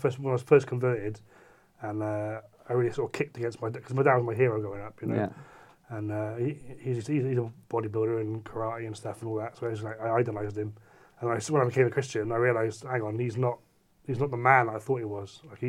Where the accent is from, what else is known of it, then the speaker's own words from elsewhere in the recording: South West England, United Kingdom; No, I'm from Cornwall in the southwest.